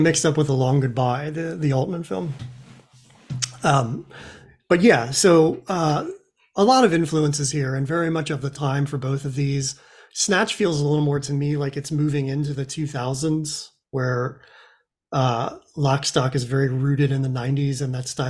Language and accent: English; United States; being American